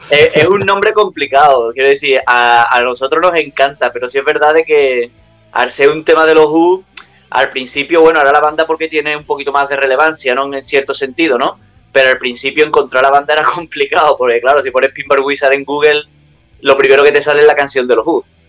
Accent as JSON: {"language": "Spanish", "town": "Utrera", "region": "Andalusia", "country": "Spain", "tie": "born or raised there", "said": "aquí en mi pueblo, Nutrera"}